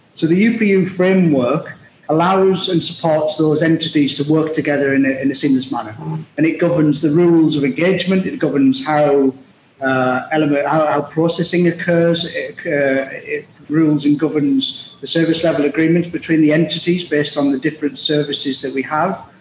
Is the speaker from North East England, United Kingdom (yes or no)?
yes; Middlesbrough, North East England, United Kingdom; moved away as an adult; also born or lived in Liverpool / Glasgow; now in United Arab Emirates; I was uh, born and raised in Middlesbrough, it's a, uh, a town in the northeast of England in the UK